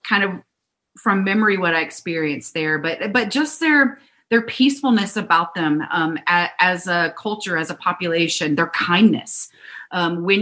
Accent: South Carolina, United States; I grew up in South Carolina

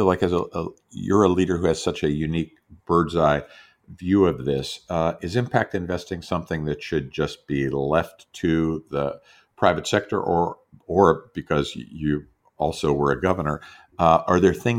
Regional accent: Pittsburgh, Pennsylvania, United States; because I grew up in Pittsburgh in a little neighborhood where I have so many memories of other neighbors

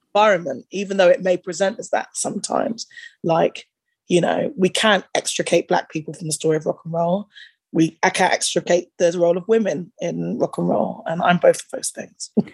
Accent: United Kingdom; growing up in that era in the UK

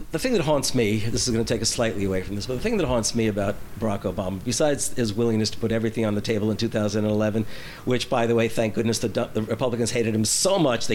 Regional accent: New Jersey, United States; when we had moved out to New Jersey

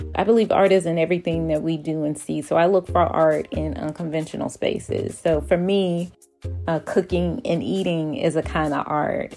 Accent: Atlanta, Georgia, United States; I am actually from Atlanta. I am a Grady baby. My first steps were on Stewart Avenue

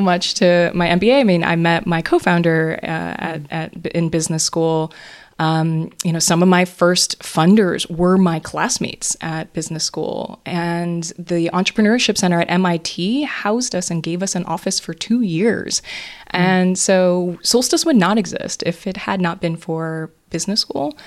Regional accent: Hawaii, United States; moved away; I grew up in Hawaii

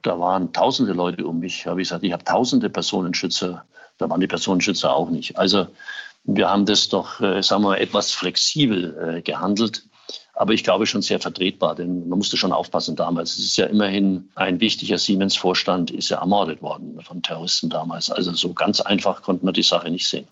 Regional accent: Erlangen, Bavaria, Germany; in Erlangen, in meiner Heimatstadt

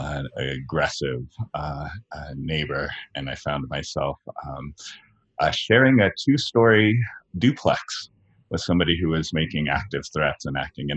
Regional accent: California, United States; moved away as an adult; also born or lived in Beacon, New York; my home state of California, be a little closer to my family

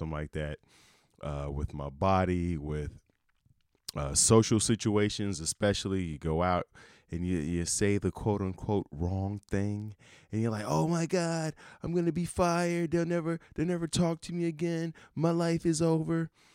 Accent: Chicago, Illinois, United States; I'm from Chicago, big Bears fan

